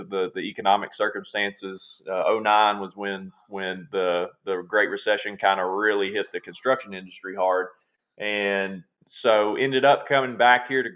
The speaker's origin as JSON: {"language": "English", "town": "Glasgow", "region": "Kentucky", "country": "United States", "tie": "born or raised there", "said": "I was born and raised down in Glasgow, Kentucky, down in South Central Kentucky"}